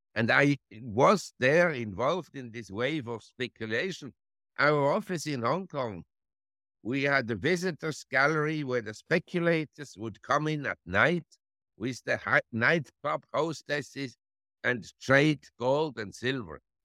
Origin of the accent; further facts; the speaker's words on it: Switzerland; moved away as an adult; also born or lived in Geneva / Zurich / London / New York; now in Thailand; I was born in Switzerland and grew up in Switzerland, in Geneva and Zurich